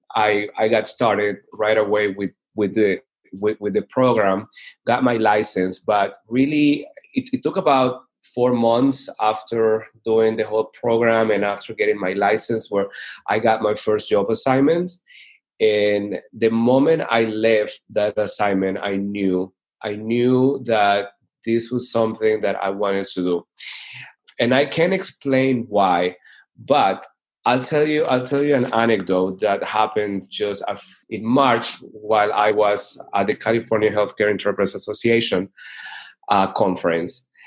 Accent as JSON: {"language": "English", "town": "Chone", "region": "Manabí", "country": "Ecuador", "tie": "born or raised there", "also_born_or_lived": "Georgia, United States / Pompano Beach, Florida", "moved": "as an adult", "said": "I am originally from Ecuador. I was born and raised in a small coastal city called Chone"}